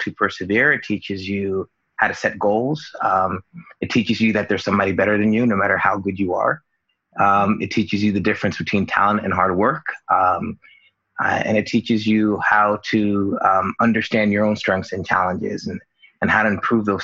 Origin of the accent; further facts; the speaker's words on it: Union, New Jersey, United States; I grew up in Union, New Jersey, which is a town here